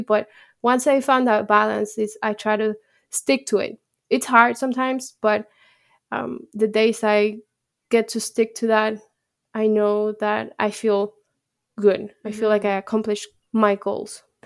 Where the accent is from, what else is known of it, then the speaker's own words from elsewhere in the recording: Mexico; moved away; I'm from Mexico. So my heart is with Mexico.